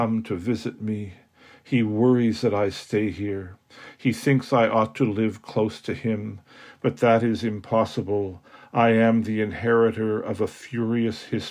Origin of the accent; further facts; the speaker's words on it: Canada; I'm a Canadian poet and aphorist living in Toronto